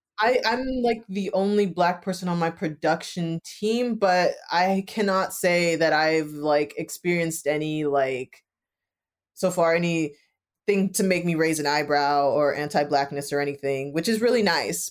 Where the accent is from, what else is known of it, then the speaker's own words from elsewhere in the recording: Jamaica; I'm Jamaican, but like being a West Indian person myself.